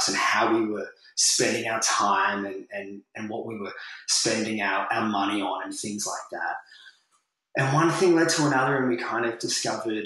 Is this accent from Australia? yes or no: yes; Sydney, New South Wales, Australia; moved away as an adult; now in Newcastle, Australia; I was brought up in Sydney